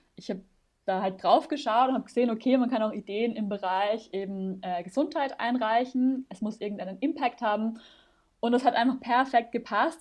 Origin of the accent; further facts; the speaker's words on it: Vienna, Austria; moved away as an adult; now in Germany; Ich komme ursprünglich aus Wien. Ich hoffe, man hört es nicht mehr allzu sehr